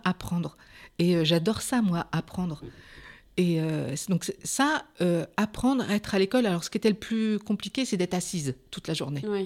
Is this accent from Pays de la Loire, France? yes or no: yes; Pays de la Loire, France; moved away as an adult; also born or lived in Vienne; now in Poitiers, France; je suis des Pays de Loire, je suis en Juvine